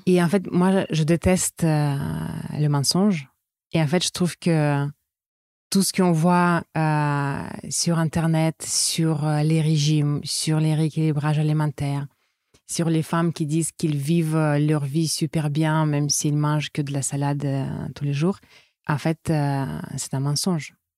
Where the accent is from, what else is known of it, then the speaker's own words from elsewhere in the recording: Saint Petersburg, Russia; French is a second language; moved away as an adult; also born or lived in France; now in New Caledonia; je suis russe. Je suis née à Saint-Pétersbourg. Mais ça fait déjà euh, plus de dix ans que je vis en France